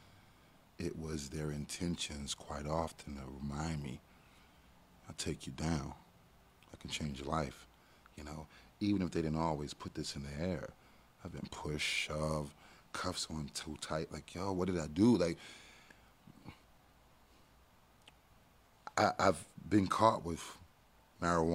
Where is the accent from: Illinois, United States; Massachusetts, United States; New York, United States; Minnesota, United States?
New York, United States; New York City; moved away; also born or lived in Washington, D.C.; I'm from Brooklyn. Grew up in the ghetto.